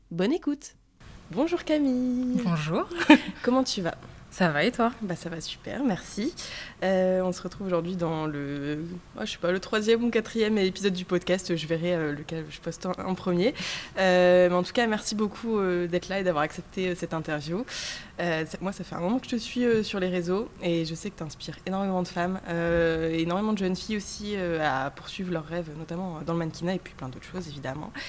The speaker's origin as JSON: {"language": "French", "town": "Dunkirk", "region": "Hauts-de-France", "country": "France", "tie": "born or raised there", "lives_now": "Lille, France", "said": "j'ai grandi à Dunkerque."}